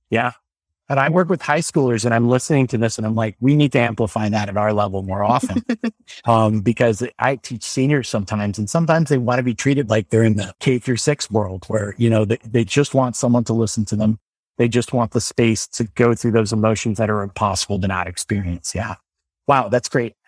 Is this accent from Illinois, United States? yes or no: yes; Normal, Illinois, United States; moved away; I went to a lab school called Thomas Metcalf's School in Illinois. I'm from the town of Normal